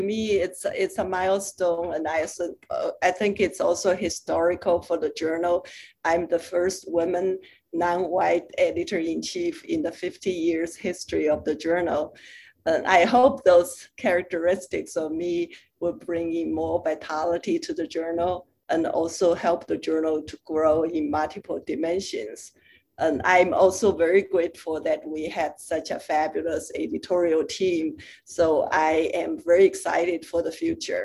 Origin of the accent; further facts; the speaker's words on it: China; moved away as an adult; also born or lived in Europe; now in United States; I was born and raised in China, and I went to medical school in China, and from there went to graduate school in Europe, and then postdoc in the US and stayed since then.